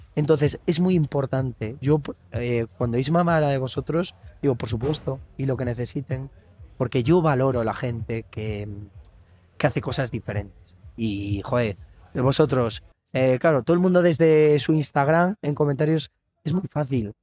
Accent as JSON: {"language": "Spanish", "region": "Galicia", "country": "Spain", "said": "como buen gallego"}